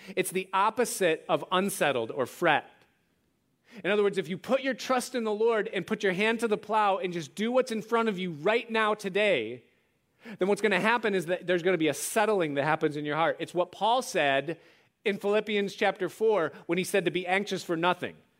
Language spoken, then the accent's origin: English; outside of Rochester, New York, United States; growing up outside of Rochester and Kodak was everything